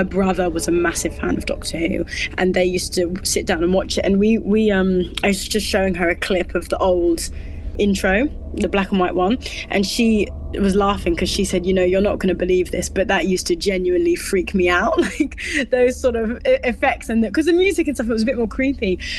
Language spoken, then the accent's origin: English; London, United Kingdom; also born or lived in Australia; I grew up in Australia for sort of the first 9 years of my life, because my dad's an Aussie. And, you know, eventually my mum put her foot down and said, I want to come back to London. That's where I was born and raised. So we came back to London